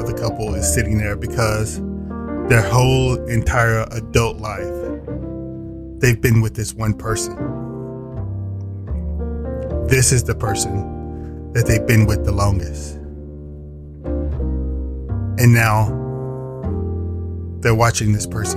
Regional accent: Indianola, Mississippi, United States; I worked in my hometown of Indianola, Mississippi

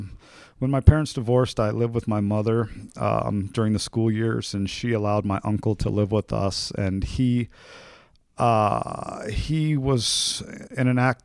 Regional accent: Oroville, California, United States; I am from Northern California, a small town called Orville. My parents divorced when I was five.

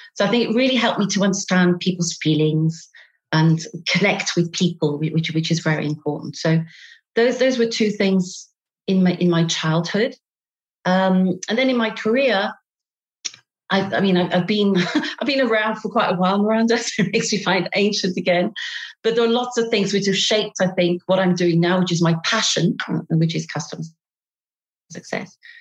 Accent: Derby, East Midlands, United Kingdom; accent: British; moved away as an adult; now in Paris, France; I'm British. I have a lousy British accent. I come from the north of England, a place called Derby

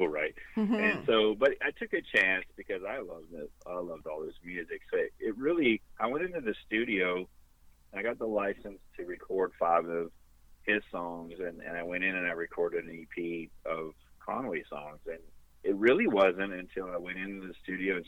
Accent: Sudbury, Ontario, Canada; moved away; my hometown, Sudbury and Valley East

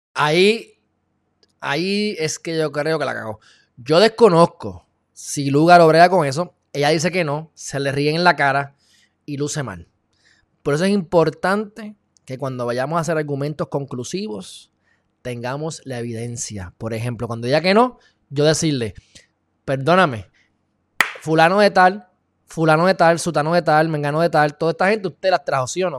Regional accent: Puerto Rico; por vivir aquí en Puerto Rico por ser de Puerto Rico

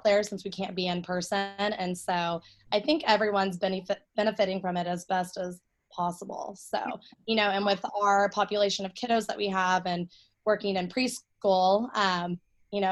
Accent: Austin, Texas, United States; also born or lived in Denton, Texas; I'm born and raised in Austin, Texas, grew up here my whole life

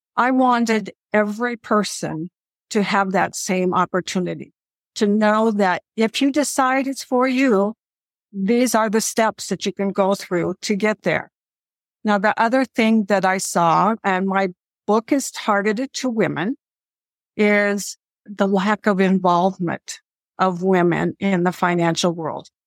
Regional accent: Midwest, United States; I grew up in the Midwest

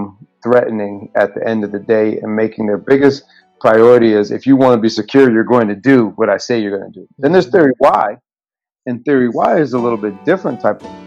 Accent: Rochester, New York, United States; Wegmans from my hometown, Rochester, New York

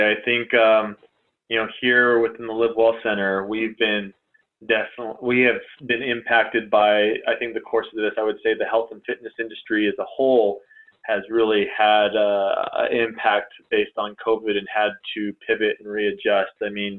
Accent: California, United States; I came from Southern California where, you know, there was a community that was neighboring one of the towns that I lived

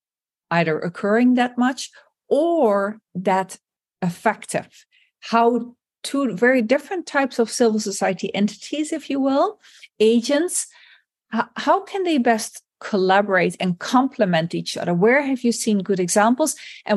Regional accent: Netherlands; like in my home country, the Netherlands.

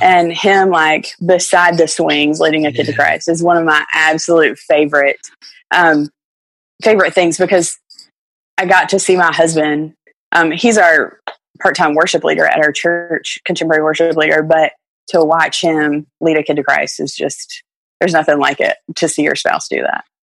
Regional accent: Virginia, United States; growing up in Virginia

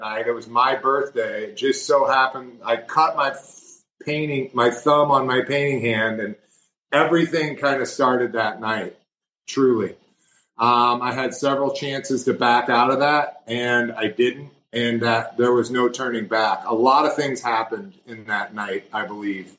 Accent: Missouri, United States; I'm from Missouri. I'm from the Show Me State

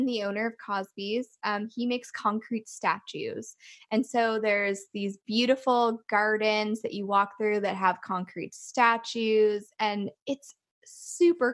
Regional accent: Liverpool, Nova Scotia, Canada; My hometown of Liverpool, Nova Scotia

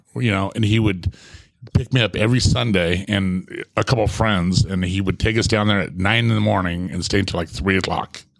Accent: Ramona, California, United States; also born or lived in Santee, California; I was a young kid growing up in the Ramona Country Estates

